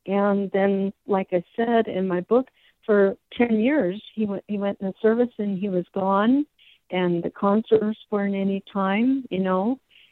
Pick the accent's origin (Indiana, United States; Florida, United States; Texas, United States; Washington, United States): Washington, United States; Spokane; I was born in Spokane, and I've lived here my whole life